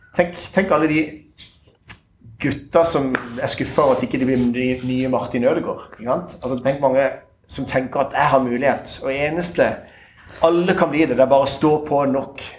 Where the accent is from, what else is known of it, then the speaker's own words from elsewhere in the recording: Tønsberg, Vestfold, Norway; Jeg er fra Tønsberg.